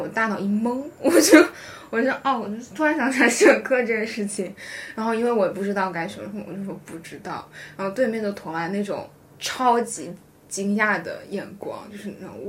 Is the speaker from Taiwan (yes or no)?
no; Philippines; 因为我是菲律宾来的